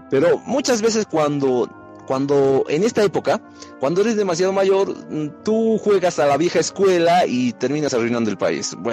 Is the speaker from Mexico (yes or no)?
no; Bolivia; Al final, como digo, todos somos bolivianos.